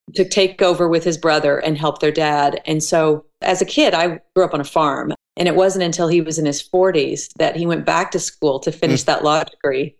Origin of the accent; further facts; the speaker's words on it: Elk City, Oklahoma, United States; moved away as an adult; also born or lived in Tulsa, Oklahoma / Broken Arrow, Oklahoma; I was born in Tulsa, Oklahoma, mm-hmm. raised in Elk City, Oklahoma, which is on the west side of the state